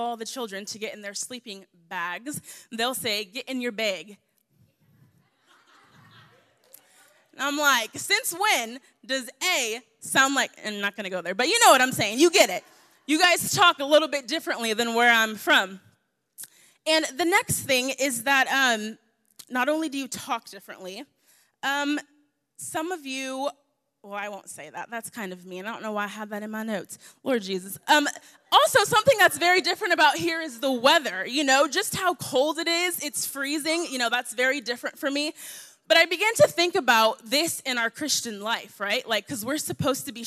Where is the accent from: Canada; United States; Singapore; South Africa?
United States; the South; I'm from the South, so I'm used to talking back